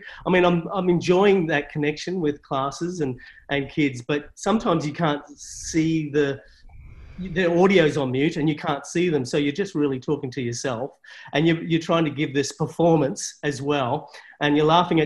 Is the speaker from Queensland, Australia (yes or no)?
no; country Victoria, Australia; I grew up in country Victoria